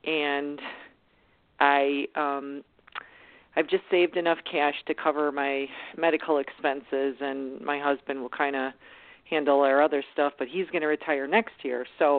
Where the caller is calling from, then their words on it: Illinois, United States; Yeah, do you remember me?